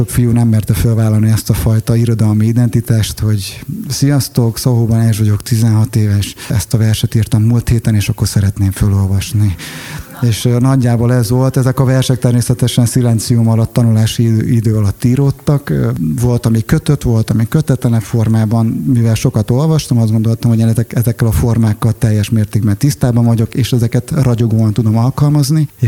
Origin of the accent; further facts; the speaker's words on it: Tetétlen, Hajdú-Bihar, Hungary; azt gondoltam, hogy nekem kis apró tetétleni magyarként ez sikerülni fog.